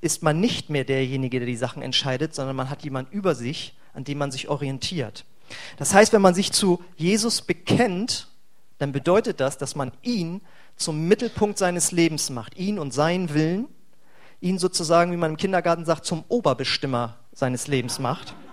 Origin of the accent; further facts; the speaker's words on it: Braunschweig, Lower Saxony, Germany; now in Bremen, Germany; Als ich vor über oder als ich vor zehn Jahren hierher gezogen bin äh, nach Bremen, ich komme eigentlich vorher aus Braunschweig